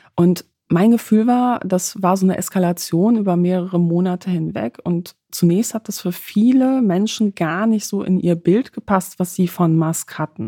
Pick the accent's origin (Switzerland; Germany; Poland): Poland; moved away; ich komme aus Polen